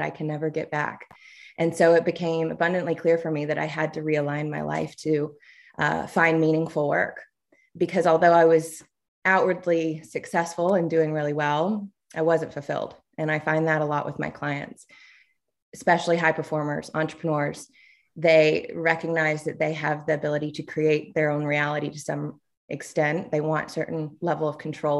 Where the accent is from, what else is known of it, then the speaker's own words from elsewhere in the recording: Tuscaloosa, Alabama, United States; But I'm originally from Alabama, grew up in Tuscaloosa